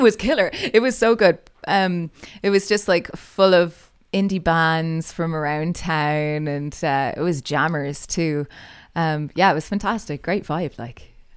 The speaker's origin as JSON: {"language": "English", "town": "Dublin", "region": "Leinster", "country": "Ireland", "tie": "born or raised there", "also_born_or_lived": "Calgary / Edmonton", "moved": "as an adult", "lives_now": "Canada", "said": "I'm, I'm Irish, uh, grew up in Dublin"}